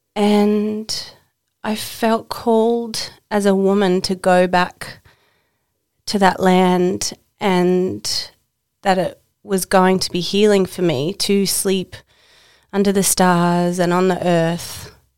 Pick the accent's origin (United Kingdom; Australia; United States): Australia; Tasmania; now in Queensland, Australia; I live in Queensland and I was born in Tasmania.